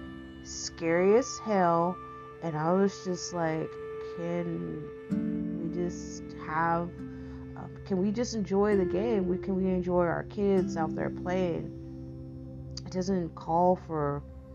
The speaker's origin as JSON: {"language": "English", "region": "East Texas", "country": "United States", "tie": "born or raised there", "said": "being a Texan, I'm a fifth generation Texan, and. And then, like, being, like, raised in a very small East Texas town"}